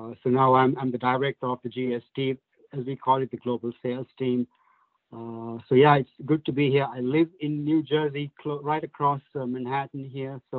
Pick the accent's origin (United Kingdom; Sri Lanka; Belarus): Sri Lanka; moved away as an adult; now in United States; I was born, I grew up in Sri Lanka. And then I moved to the States, 1999, 2000, around there.